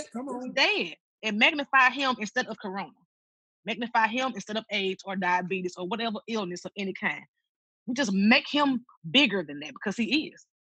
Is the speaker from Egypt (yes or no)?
no; Tuscola, Mississippi, United States; I'm from Tuscola, Mississippi